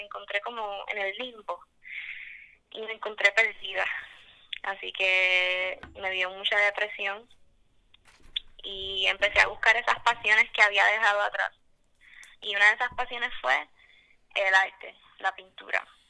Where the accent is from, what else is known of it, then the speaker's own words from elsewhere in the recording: Mayagüez, Puerto Rico; yo soy de Mayagüez